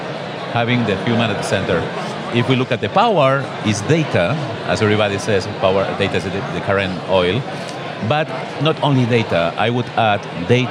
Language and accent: English; Barcelona, Catalonia, Spain; I am a guy from Barcelona